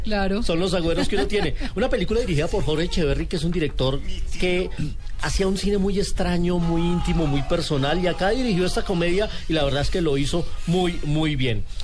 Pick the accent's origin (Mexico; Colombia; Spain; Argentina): Colombia